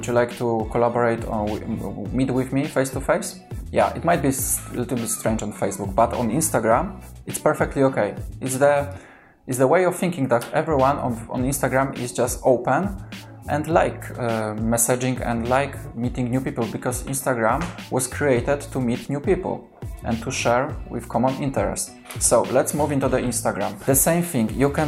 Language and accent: English; Kraków, Lesser Poland, Poland; first language Polish; English is a second language; because I'm from Kraków